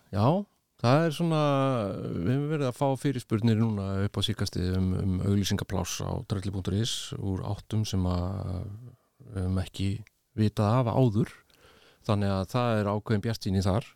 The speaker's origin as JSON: {"language": "Icelandic", "country": "Iceland", "moved": "yes", "lives_now": "Spain", "said": "ég var frá Íslandi"}